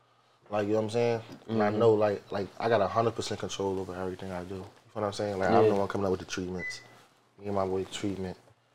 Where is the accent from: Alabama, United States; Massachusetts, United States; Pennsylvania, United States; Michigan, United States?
Pennsylvania, United States; Philadelphia; I'm from Wadsworth, though.